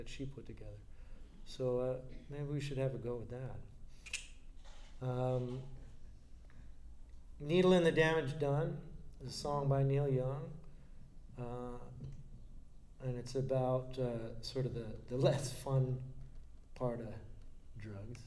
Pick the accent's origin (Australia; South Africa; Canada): Canada; Scarborough, Ontario; also born or lived in Toronto; I grew up in Scarborough, Ontario, and I live in Toronto